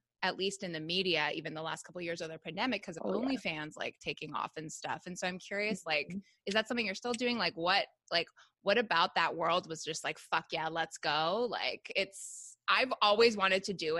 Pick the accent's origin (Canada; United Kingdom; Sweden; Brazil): Canada; Toronto, Ontario; moved away as an adult; now in Chicago, United States; I'm from Canada